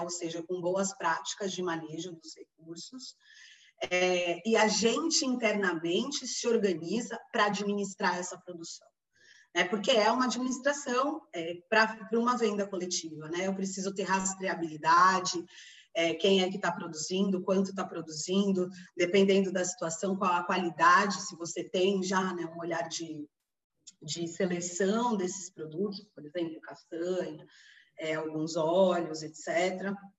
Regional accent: São Paulo, Brazil; moved away as an adult; now in Belém, Brazil; Eu sou de São Paulo, mas moro em Belém já há 16 anos

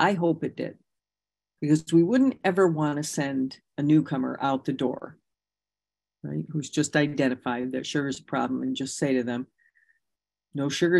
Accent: Michigan, United States; because I came from Michigan. We were largely influenced by the 12-step program of Bob Smith from Ohio.

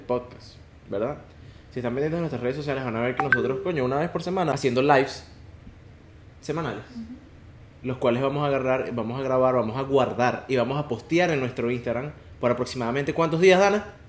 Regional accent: Venezuela; nosotros somos venezolanos

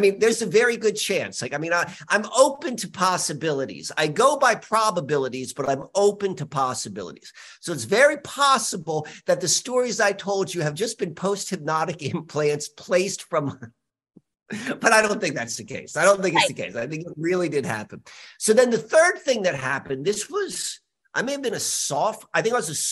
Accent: Richmond, Virginia, United States; also born or lived in Columbia, Maryland; 5 years old, we moved from Columbia, Maryland to Richmond, Virginia

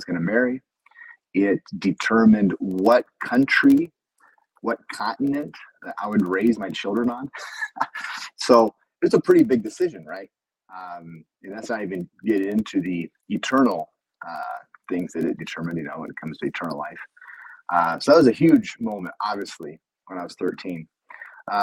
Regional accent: Iowa, United States; moved away as an adult; now in Brazil; We moved and transferred after 2 years to a Bible college that was actually in my hometown.

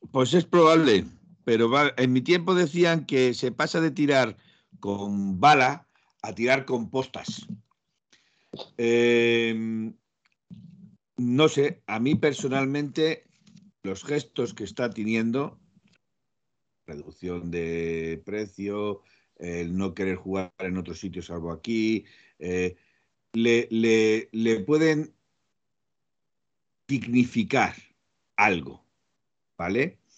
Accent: Aragon, Spain; also born or lived in Madrid; Yo sé que soy cabezón, que soy de Aragón, bueno, los de Aragón me consideran de Madrid, los de Madrid me consideran de Aragón

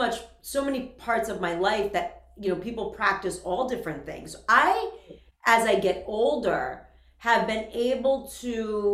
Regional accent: Worcester, Massachusetts, United States; And I, for me, growing up in Worcester, like we have the same hometown, I was spent all my time in the church.

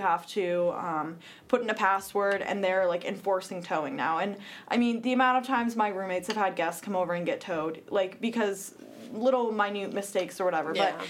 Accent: Apex, North Carolina, United States; moved away as an adult; now in Boone, United States; I'm from Apex, which is near Raleigh. It's very different here than it is there.

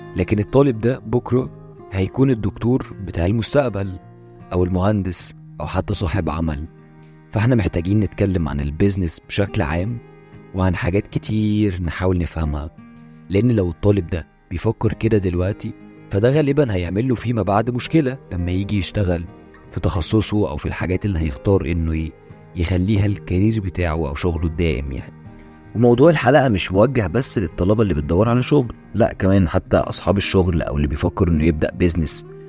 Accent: Egypt; عندنا إحنا كمصريين

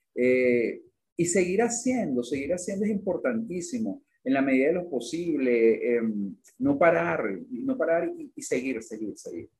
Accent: Venezuela; siendo venezolano

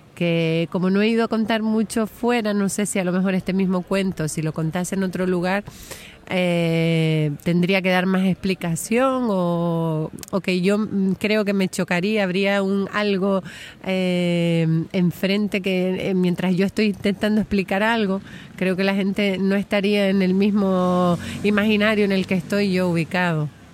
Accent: Gran Canaria, Canary Islands, Spain; a mí me gusta contar historias de aquí, de mi pueblo

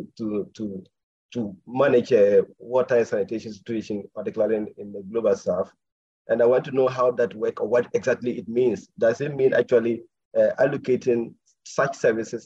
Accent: Ghana; I'm a Ghanaian, speaking from Ghana at the moment, actually.

